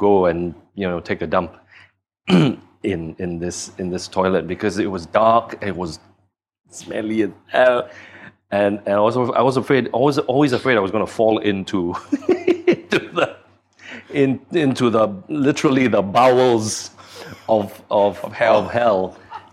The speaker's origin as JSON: {"language": "English", "country": "Singapore", "tie": "born or raised there", "said": "I moved to Singapore. And then I spent the rest of my time growing up in Singapore."}